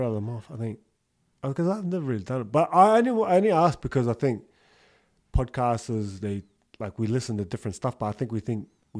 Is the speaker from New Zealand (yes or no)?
no; Australia; I listen to an Aussie one because I'm Aussie as well.